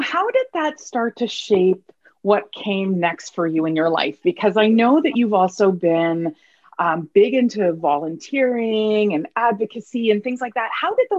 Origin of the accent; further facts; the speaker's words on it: Canada; I was two. So for intents and purposes, I'm Canadian.